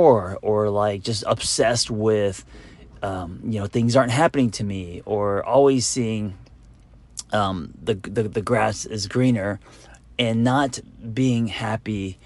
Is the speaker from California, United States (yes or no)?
yes; Los Angeles, California, United States; growing up in Los Angeles where there's so much shine